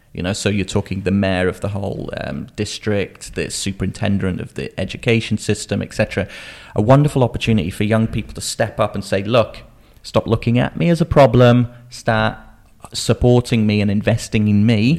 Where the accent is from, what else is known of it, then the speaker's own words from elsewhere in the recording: Shropshire, West Midlands, United Kingdom; growing up in Shropshire.